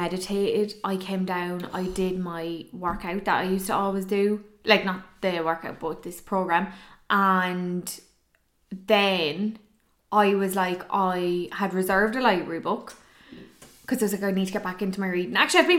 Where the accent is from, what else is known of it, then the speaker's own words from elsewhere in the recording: Ireland; I think we're Irish